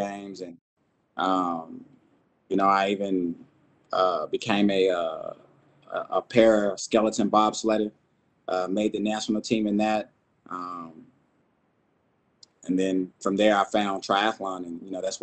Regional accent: Texas, United States; moved away as an adult; I'm originally from Texas, joined the Army in 98.

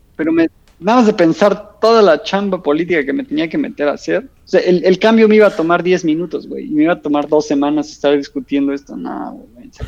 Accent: Mexico; now in Switzerland; como mexicano

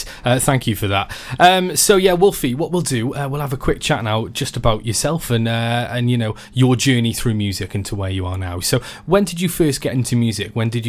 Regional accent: Wales, United Kingdom; I suddenly felt very patriotic there. You know, big strong feeling and pride of being Welsh.

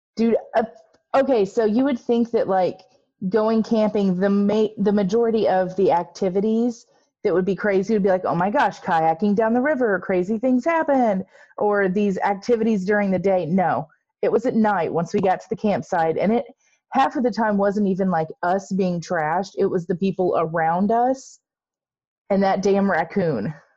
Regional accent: Midwest, United States; accent: Midwestern; my Midwestern accent

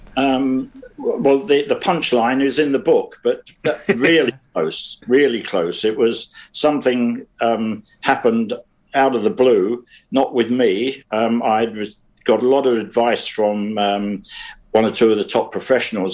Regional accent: London, United Kingdom; born or raised there

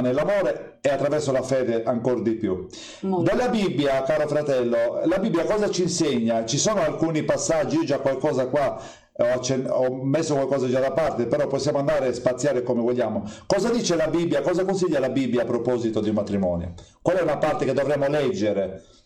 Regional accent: Sardinia, Italy; io sono sardo

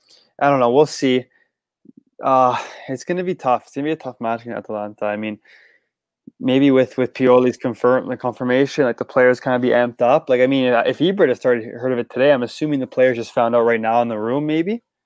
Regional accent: St. Vincent & Grenadines; But I wasn't. I'm from St. Vincent.

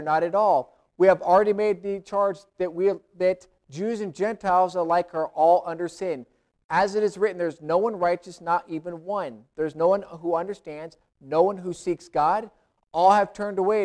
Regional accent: United States; I'm American, I'm a Christian

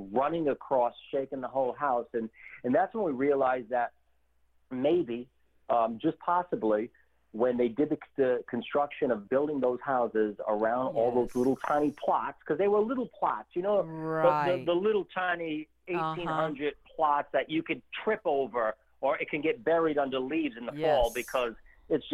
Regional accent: Warwick, Rhode Island, United States; also born or lived in Providence, Rhode Island; we moved from Providence, and I spent basically from 9-10 years old all the way up until my 20s living in the suburbs of Warwick, Rhode Island.

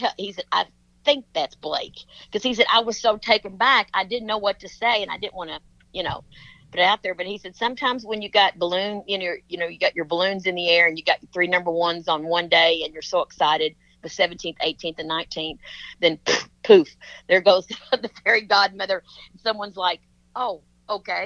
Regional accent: Kentucky, United States; Kentucky, because that's my home state

